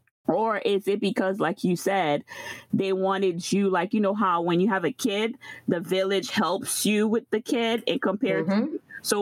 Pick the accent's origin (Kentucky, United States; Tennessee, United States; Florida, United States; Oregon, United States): Florida, United States; So I am from Florida. So most of the times you could say, like, you know, if you know the Haitian culture, like the East Coast, but mostly there's a lot of presence in New York. Miami has a little Haiti. I'm from Florida.